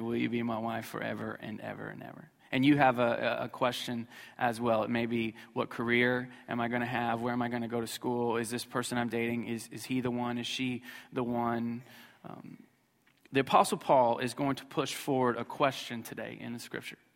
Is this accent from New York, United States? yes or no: no; Missouri, United States; I grew up in Missouri, so we don't have good grammar there